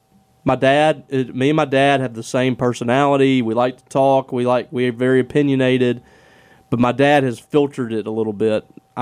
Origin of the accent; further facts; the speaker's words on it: Mississippi, United States; Well, we're from Mississippi.